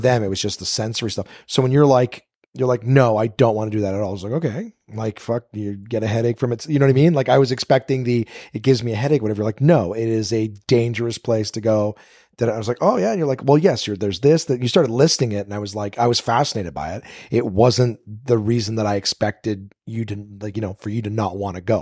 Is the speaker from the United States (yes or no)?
no; Canada; I'm, I'm Canadian